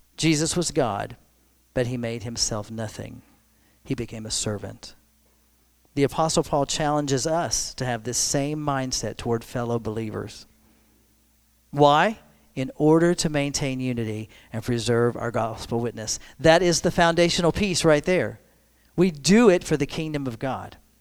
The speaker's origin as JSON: {"language": "English", "country": "United States", "said": "we are, are all American citizens"}